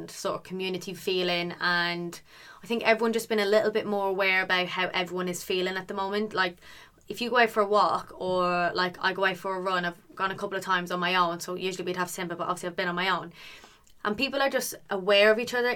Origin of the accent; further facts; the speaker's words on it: Ireland; now in United Kingdom; I'm Irish